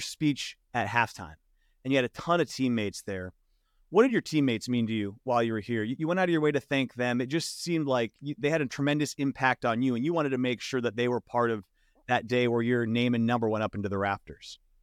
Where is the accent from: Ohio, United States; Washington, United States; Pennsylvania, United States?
Washington, United States; Seattle; I grew up in Seattle